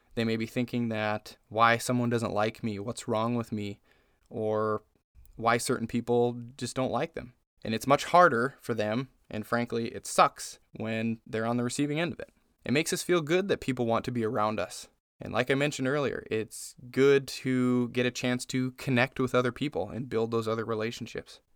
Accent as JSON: {"language": "English", "town": "Las Vegas", "region": "Nevada", "country": "United States", "moved": "as an adult", "lives_now": "Indiana, United States", "said": "We're from Vegas. I lived in Vegas for twenty years almost."}